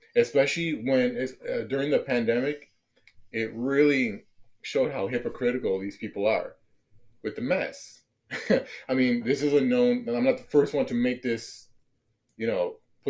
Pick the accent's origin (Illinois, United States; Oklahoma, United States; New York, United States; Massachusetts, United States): Illinois, United States; Chicago; moved away; I am from Chicago